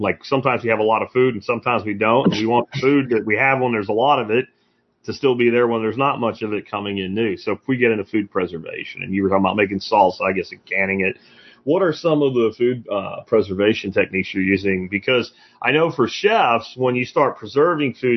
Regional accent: Pennsylvania, United States; growing up in Pennsylvania

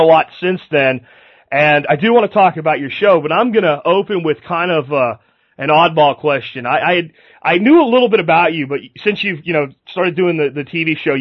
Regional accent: Florida, United States; I grew up in Florida myself

